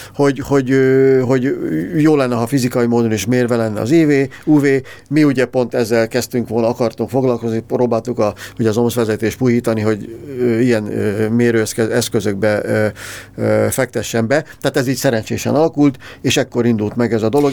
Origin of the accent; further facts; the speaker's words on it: Hungary; magyarok vagyunk